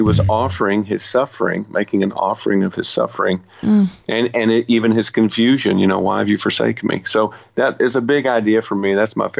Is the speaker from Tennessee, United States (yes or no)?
yes; Nashville, Tennessee, United States; I was born in Nashville.